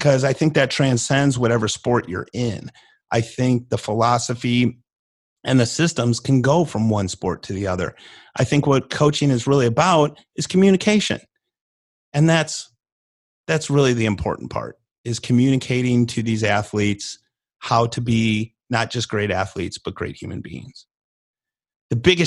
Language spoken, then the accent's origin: English; Illinois, United States; now in North Texas, United States; I am from Illinois, but I've been in North Texas here for off and on 25 years.